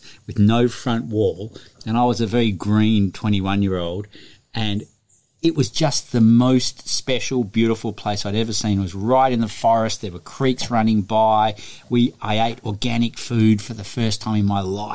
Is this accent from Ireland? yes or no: no; Melbourne, Victoria, Australia; moved away as an adult; now in Byron Bay, Australia; I grew up in the city. I grew up in Melbourne, and I knew from a young age that I was not going to stay in the city.